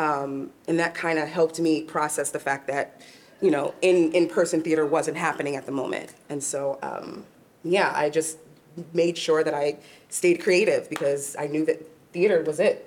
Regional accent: Long Island, New York, United States; actually from New York. I grew up in Long Island

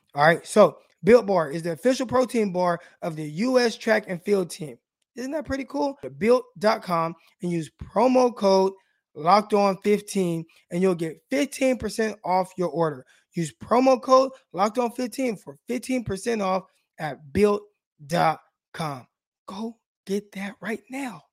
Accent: West Coast, United States; I'm from the West Coast

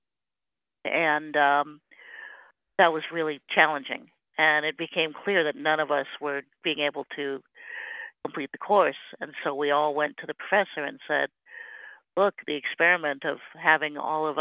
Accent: Simi Valley, California, United States; moved away as an adult; also born or lived in Berkeley; I came from a small town as well, down in Southern California, Simi Valley.

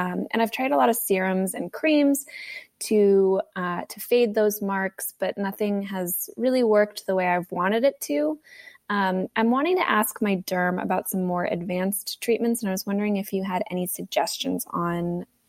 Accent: Tennessee, United States; from Tennessee.

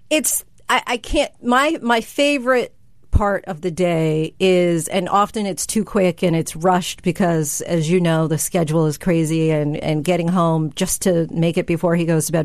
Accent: New Jersey, United States; also born or lived in Virginia; I grew up in New Jersey with uh, mom, dad, and older sister

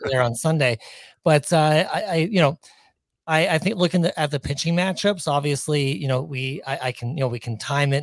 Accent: Ontario, Canada; moved away as an adult; also born or lived in Pacific Northwest; now in Minnesota, United States; I was born and raised in Ontario

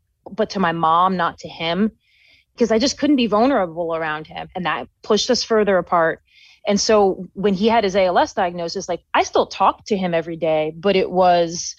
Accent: New York, United States; moved away as an adult; also born or lived in Colorado; I was from New York. And so I went across the country to school

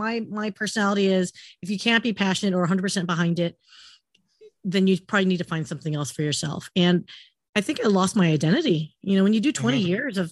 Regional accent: California, United States; I actually, growing up in Southern California, I had almost like everyone has a rite of passage almost to work at Disneyland.

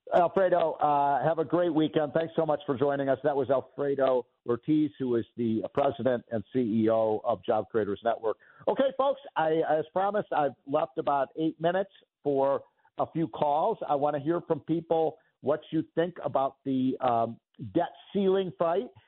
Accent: Chicago, Illinois, United States; Chicago, my hometown

